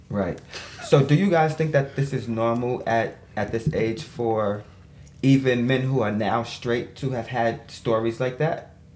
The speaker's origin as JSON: {"language": "English", "town": "New York City", "region": "New York", "country": "United States", "tie": "born or raised there", "also_born_or_lived": "Brooklyn", "said": "I was born in Queens, um, but we were living in Brooklyn. Mm-hmm. So I was raised in Brooklyn for a, little while, and then we moved back"}